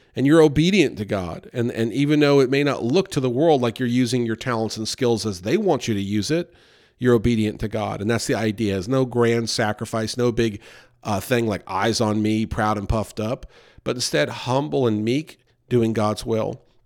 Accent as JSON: {"language": "English", "region": "New York", "country": "United States", "tie": "born or raised there", "said": "we grew up near New York City"}